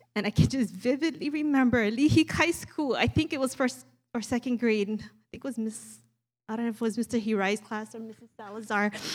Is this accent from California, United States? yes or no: no; Maui, Hawaii, United States; accent: Pidgin; growing up, born and raised in Maui, we speak Pidgin.